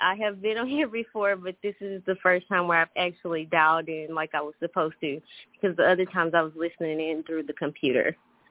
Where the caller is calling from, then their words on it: Atlanta, Georgia, United States; I am calling from Atlanta.